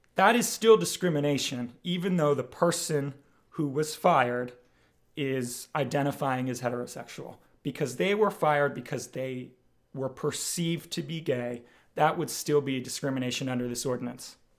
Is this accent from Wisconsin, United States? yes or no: no; Bucks County, Pennsylvania, United States; also born or lived in Philadelphia; I was born and raised right here in Bucks County